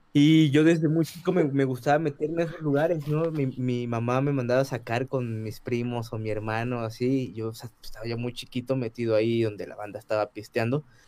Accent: Ciudad Nezahualcóyotl, State of Mexico, Mexico; yo crecí en el Estado de México, soy de Ciudad Nezahualcóyotl

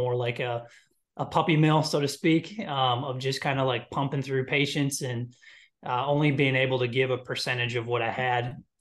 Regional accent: Midwest, United States; I'm from Midwest, three younger brothers, big sports family

